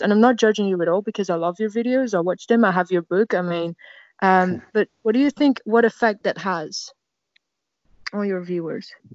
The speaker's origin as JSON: {"language": "English", "country": "Netherlands", "said": "I'm from the Netherlands"}